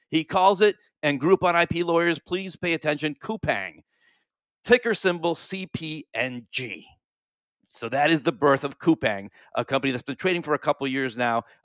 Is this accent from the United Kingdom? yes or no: no; South Korea; born there; It's going to work in, in the town where I was born in South Korea.